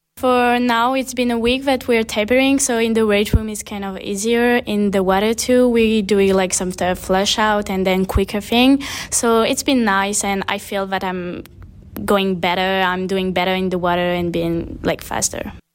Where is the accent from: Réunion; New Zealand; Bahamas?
Réunion; moved away as an adult; now in West Palm Beach, United States; I'm from the French island called Wayne Island in the middle of the Indian Ocean, so basically between Madagascar and Mauritius